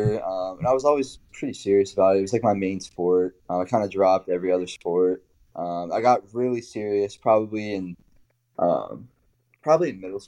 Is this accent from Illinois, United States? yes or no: no; Hollywood, Maryland, United States; moved away as an adult; also born or lived in Virginia Beach, Virginia / Little Rock, Arkansas; now in Williamsburg, United States; I'm from Hollywood, Maryland, which is down south, southern Maryland, hour south of D.C., very small area